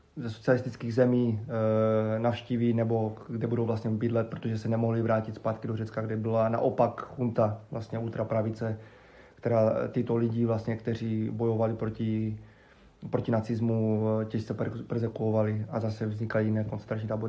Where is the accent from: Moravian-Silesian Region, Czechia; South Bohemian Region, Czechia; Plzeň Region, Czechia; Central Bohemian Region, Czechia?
Moravian-Silesian Region, Czechia; Havířov; also born or lived in Ostrava; jsem vyrůstal na Šumbarku, na Starém